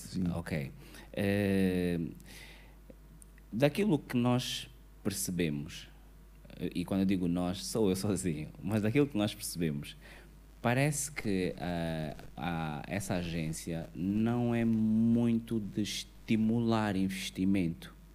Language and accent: Portuguese; Angola; enquanto cidadãos, enquanto angolanos